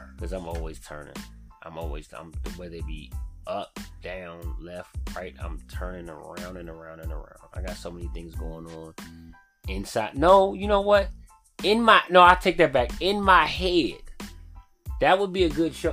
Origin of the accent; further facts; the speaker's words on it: DMV, United States; also born or lived in Far Rockaway, Queens, New York; I've been raised in the DMV